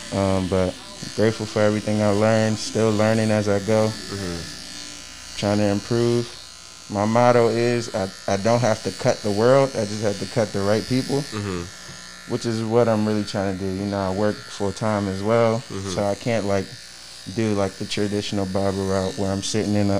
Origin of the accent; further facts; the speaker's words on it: Nigeria; I'm Nigerian